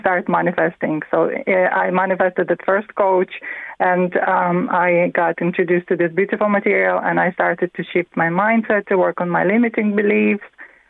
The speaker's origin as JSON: {"language": "English", "country": "Latvia", "second_language": "English", "moved": "as an adult", "lives_now": "County Meath, Ireland", "said": "I'm from Latvia. I live 19 years now in Ireland"}